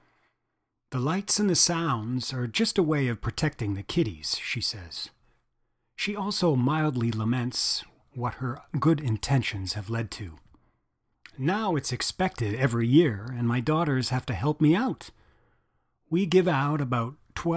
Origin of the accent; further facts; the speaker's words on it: Montreal, Quebec, Canada; the Villeneuves were a family that lived up the street from us when we were growing up in Pierrefonds, which is a town on the West Island of Montreal.